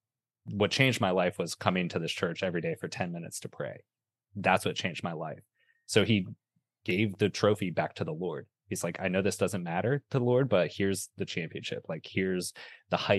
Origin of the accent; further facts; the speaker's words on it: Southeast Ohio, United States; So I grew up in Southeast Ohio in a small town on the Ohio River, and my father was a coal miner